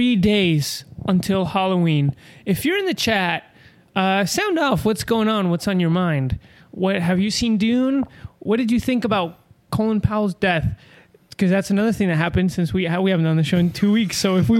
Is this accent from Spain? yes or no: no; Argentina; now in United States